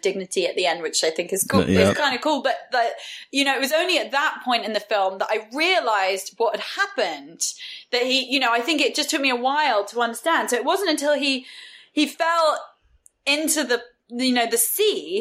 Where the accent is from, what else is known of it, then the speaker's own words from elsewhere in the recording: West Country, South West England, United Kingdom; grew up in the West Country in the UK